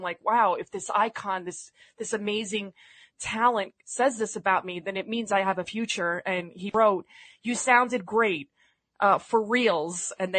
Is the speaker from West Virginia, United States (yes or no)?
no; New York City, New York, United States; I'm from the Bronx